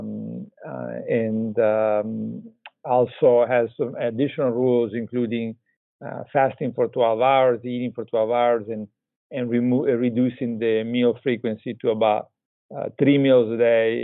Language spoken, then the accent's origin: English; Italy; moved away; also born or lived in Texas; I'm originally from Italy